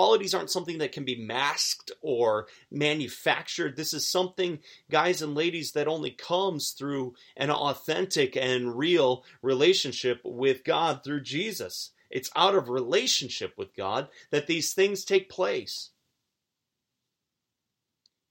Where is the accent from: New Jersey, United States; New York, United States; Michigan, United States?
New York, United States; Williamsville; I grew up outside of Buffalo, a town called Williamsville.